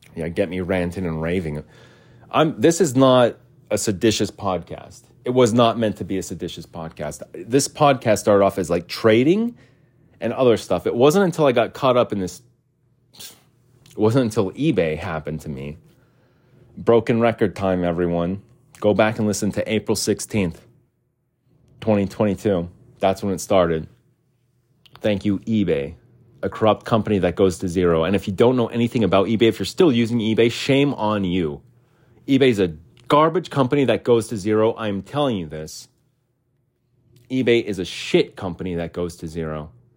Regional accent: United States; as an American

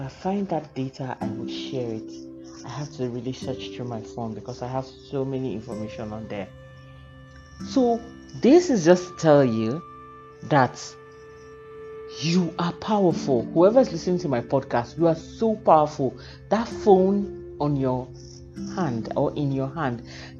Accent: Nigeria; as a human being living in Nigeria and as a Nigerian

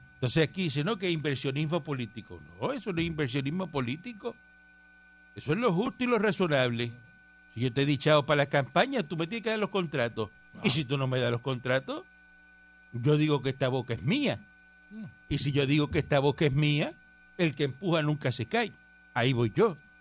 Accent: Cuba; moved away; yo soy cubano

